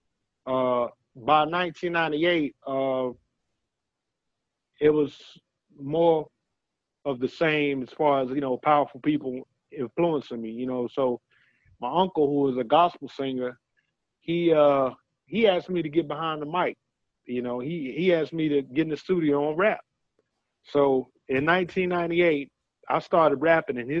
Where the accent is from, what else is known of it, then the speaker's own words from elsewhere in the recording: Winston-Salem, North Carolina, United States; I was born in Winston-Salem, North Carolina